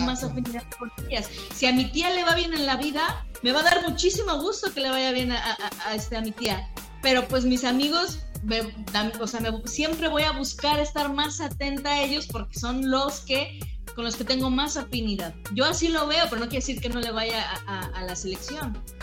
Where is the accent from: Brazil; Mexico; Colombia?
Mexico; soy mexicana